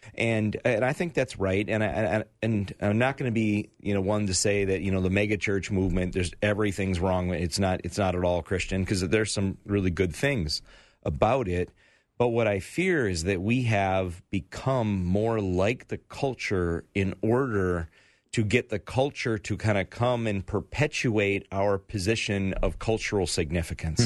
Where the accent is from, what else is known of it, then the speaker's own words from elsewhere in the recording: United States; I, I'm proud to be an American